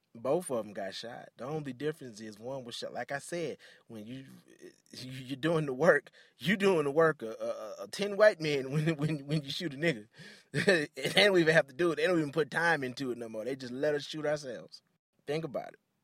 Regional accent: Detroit, Michigan, United States; I grew up in Detroit, very Afrocentric.

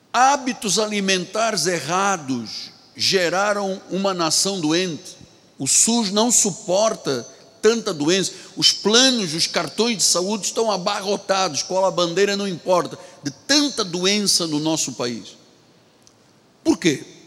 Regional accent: Angola; now in Rio de Janeiro, Brazil; Na minha terra, em Angola

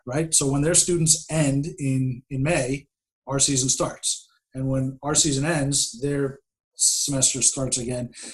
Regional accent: Worcester, Massachusetts, United States; I'm from Worcester

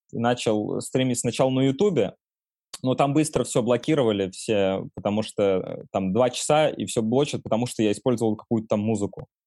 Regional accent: Nizhny Novgorod, Nizhny Novgorod Oblast, Russia; now in Moscow, Russia; в Нижнем Новгороде, например, откуда я родом

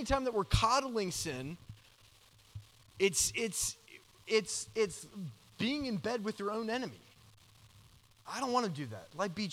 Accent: Georgia, United States; moved away; I grew up in Georgia

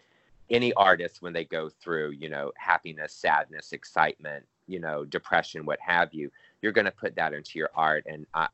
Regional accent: Louisiana, United States; I was born and raised in Louisiana

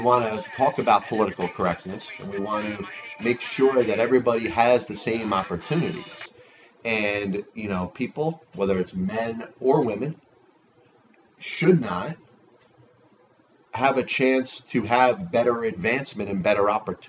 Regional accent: United States; I'm an American

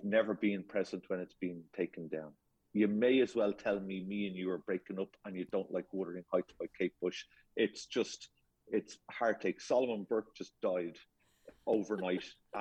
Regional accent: Ireland; I'm Irish and I'm one of 8

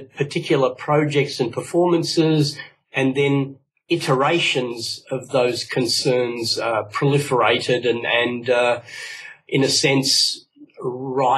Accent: Australia; Both my parents are from Cyprus, and but I grew up in Australia

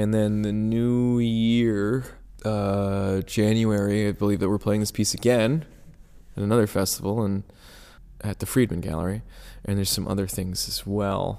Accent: New Jersey, United States; I'm from North Jersey.

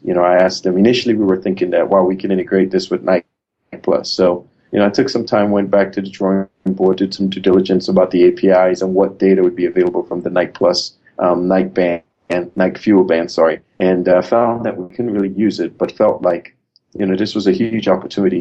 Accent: Trinidad & Tobago; moved away as an adult; now in United States; I'm originally from Trinidad and Tobago. I, I, came to the U.S. on a folk basketball scholarship to play basketball at Benedictine College

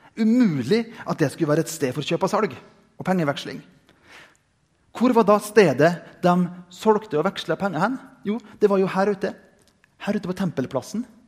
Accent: Indre Nordmøre, Møre og Romsdal, Norway; som barn jeg gikk på søndagsskolen hjemme på Indre Nordmøre

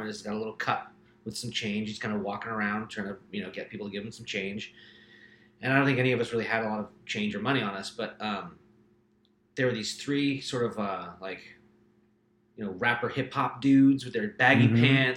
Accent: Eugene, Oregon, United States; Eugene, Oregon

